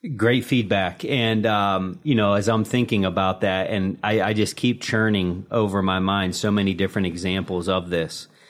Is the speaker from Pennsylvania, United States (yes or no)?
yes; Pittsburgh, Pennsylvania, United States; born and raised in the Steel City